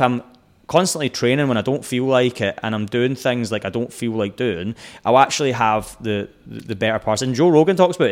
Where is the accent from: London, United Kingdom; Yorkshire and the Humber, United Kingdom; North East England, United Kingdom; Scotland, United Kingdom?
Scotland, United Kingdom; moved away as an adult; also born or lived in Texas; I'm Scottish